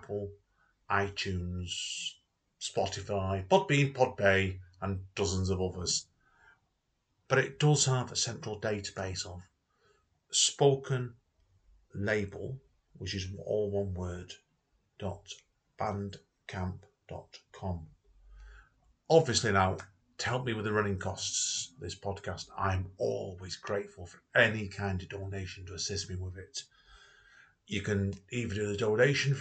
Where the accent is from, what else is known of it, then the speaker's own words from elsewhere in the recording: Stretford, North West England, United Kingdom; the place I was born, yes, Stretford